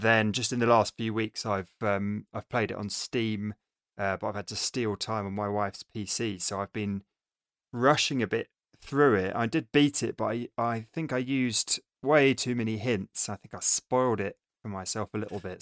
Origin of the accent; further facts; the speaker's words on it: England, United Kingdom; we're all English